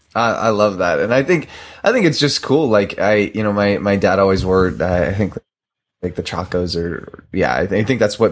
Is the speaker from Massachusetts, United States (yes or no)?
no; Southern California, United States; I grew up in Southern California where rainbows are made